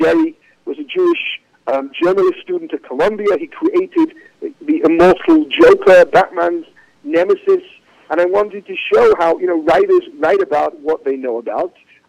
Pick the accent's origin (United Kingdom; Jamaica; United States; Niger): United Kingdom; England; I mean, you know, growing up in England, it was a little bit segregated.